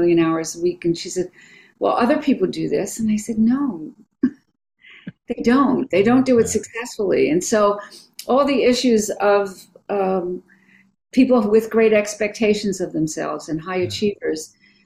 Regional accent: East Coast, United States; now in San Francisco, United States; I'm from the East Coast

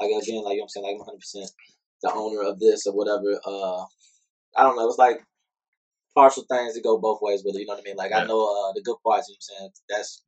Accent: Hazelwood, Missouri, United States; I am from St. Louis. I'm from Hazelwood, Missouri

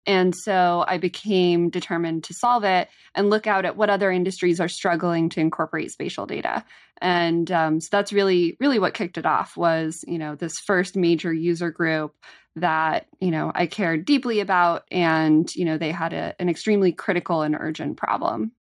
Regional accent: California, United States; as a Californian

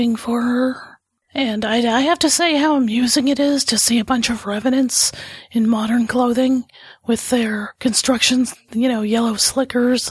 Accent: California, United States; I'm Californian

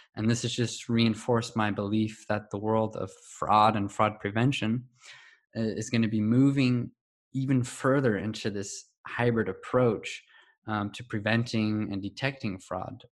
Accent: California, United States; I was um, born and raised in California in the US.

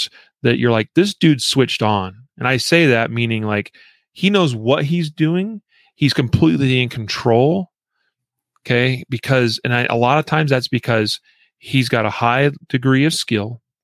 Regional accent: Idaho, United States; moved away; this comes from my home state.

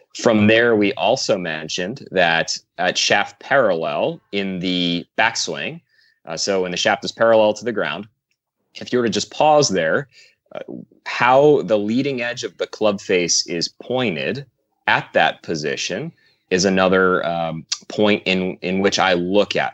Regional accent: New Jersey, United States; I played pretty much every sport underneath the sun growing up in New Jersey.

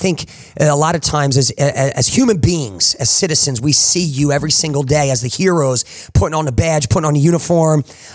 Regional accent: New Jersey, United States; I grew up in New Jersey.

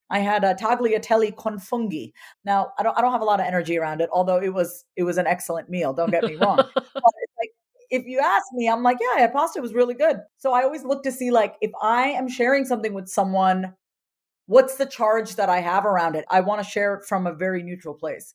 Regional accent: India; as an Indian woman

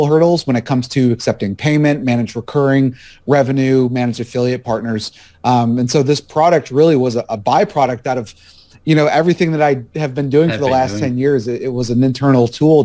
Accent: Buffalo, New York, United States; moved away as an adult; now in Raleigh, United States; I was born and raised up there in Buffalo

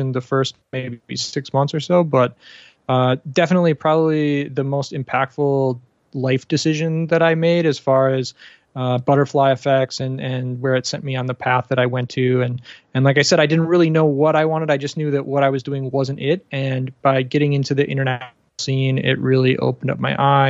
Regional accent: Chicago, Illinois, United States; moved away as an adult; also born or lived in Panama; now in Bangkok, Thailand; I grew up in the States near Chicago area. I left in 2008, so I have been outside for a little while.

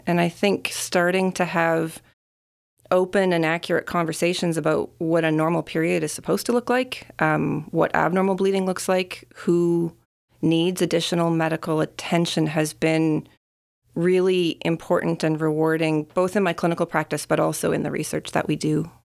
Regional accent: Saskatchewan, Canada; moved away; I was born and I grew up in Saskatchewan

